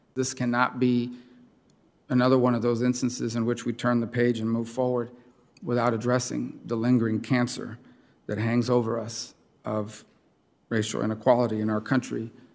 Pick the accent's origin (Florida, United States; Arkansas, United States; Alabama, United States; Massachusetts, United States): Florida, United States; Miami; my hometown of Miami and my home state of Florida